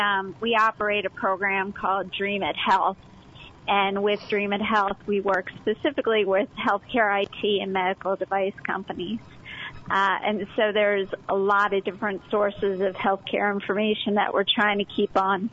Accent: Chadds Ford, Pennsylvania, United States; Yeah, so Chadsford at the time when I was growing up there was pretty rural.

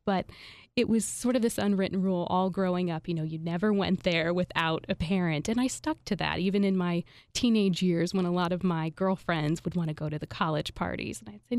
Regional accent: Indiana, United States; also born or lived in San Francisco / Atlanta; now in Philadelphia, United States; Hoosier through and through.

